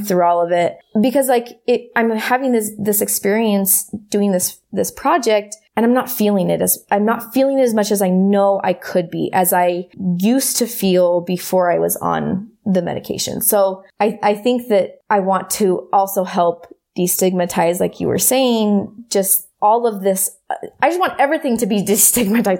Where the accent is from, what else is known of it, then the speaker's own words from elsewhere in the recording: United States; growing up in America and growing up in, in the community that I did